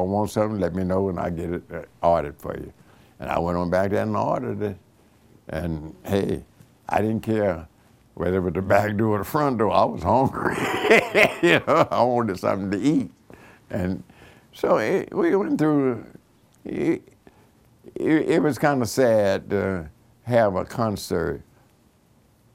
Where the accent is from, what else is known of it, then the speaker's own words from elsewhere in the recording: Oklahoma, United States; I was born in Oklahoma